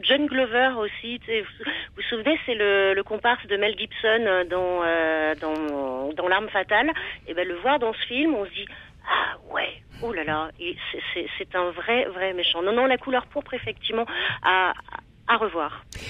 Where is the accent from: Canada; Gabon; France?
France; Limousin, Nouvelle-Aquitaine; j'ai grandi dans le Limousin